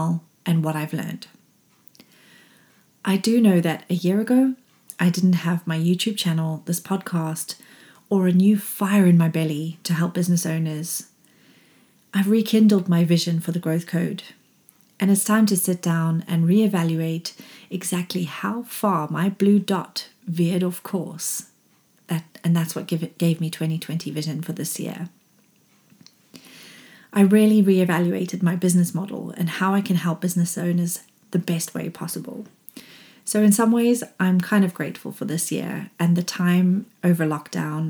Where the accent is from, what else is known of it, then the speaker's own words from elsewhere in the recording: Zimbabwe; when I was growing up in Zimbabwe